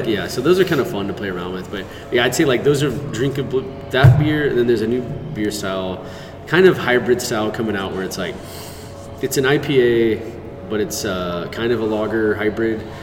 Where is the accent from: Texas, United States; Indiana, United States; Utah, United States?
Texas, United States; Houston; moved away; I grew up in Houston